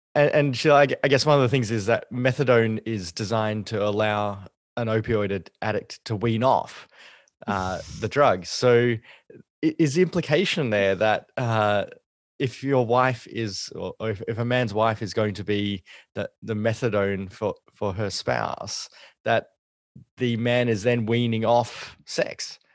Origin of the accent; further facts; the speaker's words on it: Australia; as an Australian